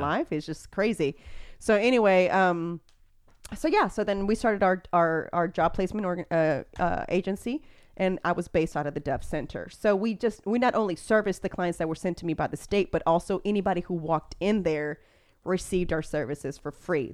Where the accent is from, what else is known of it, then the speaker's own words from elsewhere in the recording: Houston, Texas, United States; I am from Spring Branch, so I grew up driving up and down that.